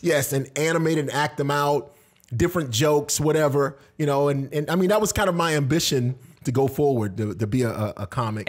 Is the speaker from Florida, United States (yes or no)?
yes; Tampa, Florida, United States; also born or lived in Washington; I was born in Tampa, Florida, so I'm originally from this area